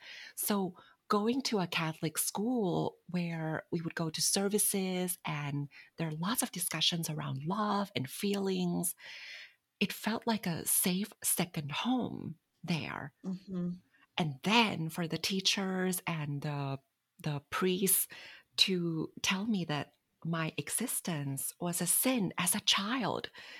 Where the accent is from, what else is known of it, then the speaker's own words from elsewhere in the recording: Bangkok, Thailand; Bangkok, Thailand.